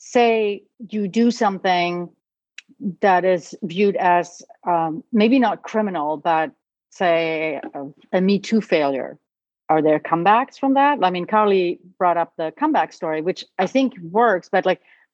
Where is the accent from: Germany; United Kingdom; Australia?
Germany; now in United States; I am a German immigrant